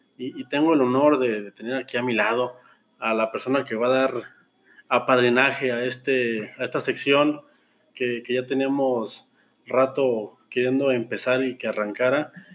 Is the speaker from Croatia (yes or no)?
no; Mexico; yo como mexicano, eh, güero, heterosexual, hombre